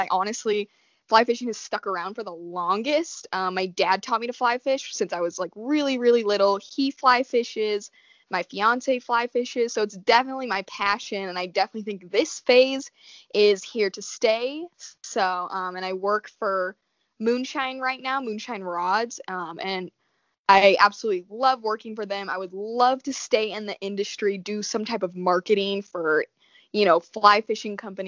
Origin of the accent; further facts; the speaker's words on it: Colorado, United States; I am fifth generation Coloradan